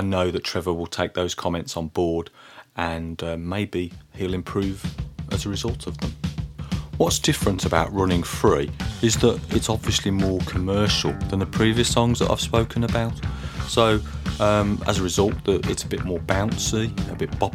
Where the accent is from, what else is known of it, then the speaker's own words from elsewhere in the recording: Birmingham, West Midlands, United Kingdom; when I was a boy growing up in Birmingham in the 1980s